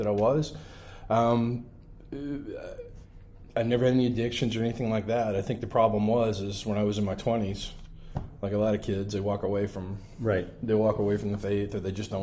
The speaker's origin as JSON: {"language": "English", "town": "Savannah", "region": "Georgia", "country": "United States", "tie": "born or raised there", "moved": "yes", "said": "I grew up here in Savannah"}